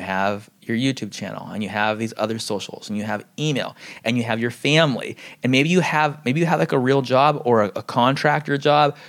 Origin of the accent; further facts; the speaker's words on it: San Diego, California, United States; I grew up in San Diego